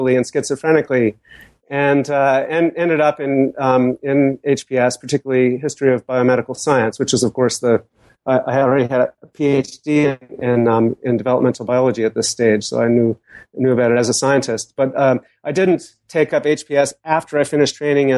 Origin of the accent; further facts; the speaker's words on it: Boston, Massachusetts, United States; I grew up in Boston, surrounded by famous scientists